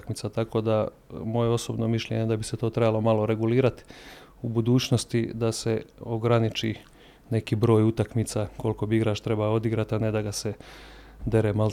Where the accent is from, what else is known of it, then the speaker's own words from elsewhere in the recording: Zagreb, City of Zagreb, Croatia; ja sam iz Zagreba došao gore.